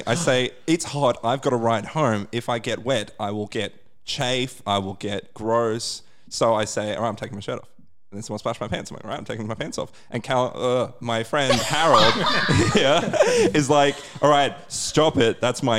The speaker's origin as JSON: {"language": "English", "town": "Rockhampton", "region": "Queensland", "country": "Australia", "said": "because I'm from Rocky."}